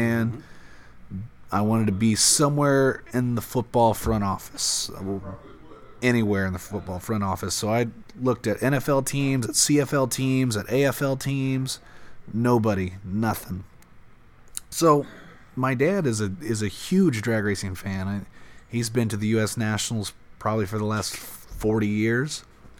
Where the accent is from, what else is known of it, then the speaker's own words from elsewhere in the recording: Brownsburg, Indiana, United States; I'm the team manager and general manager of Cruz Pedregon Racing. Grew up, was born and raised in Brownsburg, Indiana. Went to Brownsburg High School.